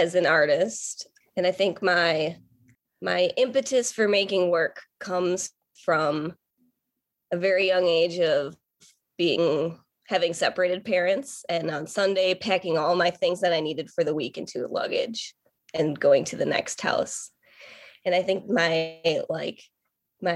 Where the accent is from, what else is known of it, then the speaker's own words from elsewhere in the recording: Port Washington, Wisconsin, United States; I grew up in Port Washington, Wisconsin